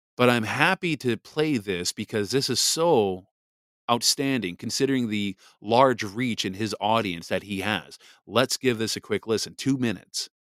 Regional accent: Wisconsin, United States; moved away; back to Wisconsin, again, my home state

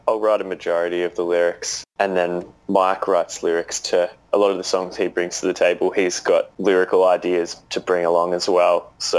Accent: Australia

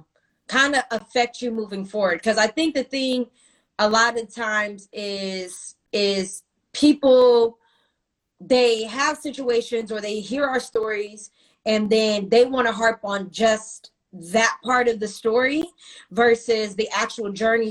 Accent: Stockton, California, United States; now in Los Angeles, United States; I'm from Stockton

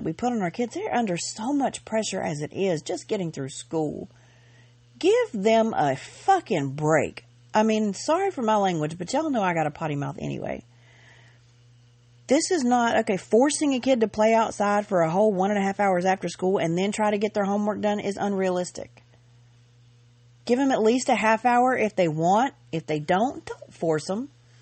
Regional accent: Georgia, United States; I grew up in Georgia.

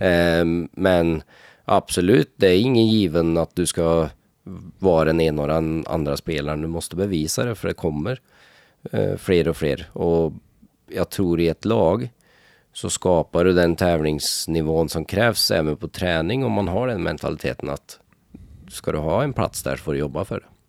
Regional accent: Norway; moved away as an adult; i Norge, speciellt där jag kommer ifrån

